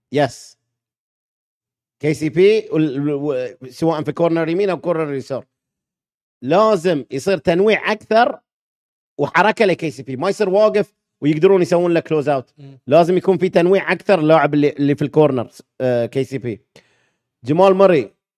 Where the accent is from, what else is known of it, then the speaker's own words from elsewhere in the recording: Bahrain; لان انا بحريني